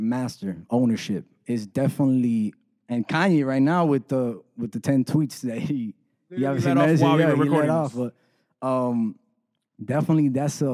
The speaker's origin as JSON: {"language": "English", "region": "South Florida", "country": "United States", "tie": "born or raised there", "also_born_or_lived": "San Juan, Puerto Rico", "said": "Grew up in South Florida, obviously, but I was born in Puerto Rico"}